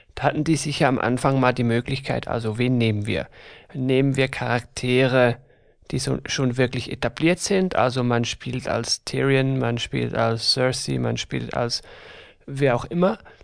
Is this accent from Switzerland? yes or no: yes; Switzerland; wir sind aus der Schweiz von nerdybynerds.ch. Ich hoffe, man hört das Ganze nicht allzu stark